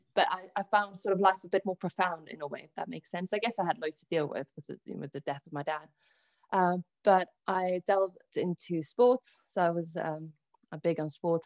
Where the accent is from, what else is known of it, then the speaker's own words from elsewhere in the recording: South Africa; also born or lived in Italy; now in England, United Kingdom; I was born in Italy, I then moved over to South Africa, where I actually had a pretty polarizing upbringing